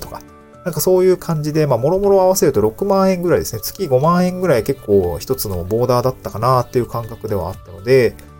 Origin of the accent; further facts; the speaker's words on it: Niigata, Japan; moved away as an adult; also born or lived in Aomori / Tokyo; now in Awaji Island, Japan; 僕はもともと新潟出身で